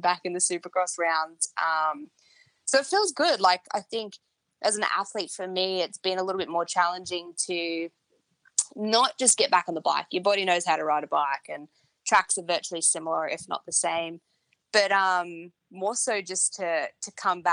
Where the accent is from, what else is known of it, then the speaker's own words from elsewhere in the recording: Canberra, Australian Capital Territory, Australia; my hometown, Canberra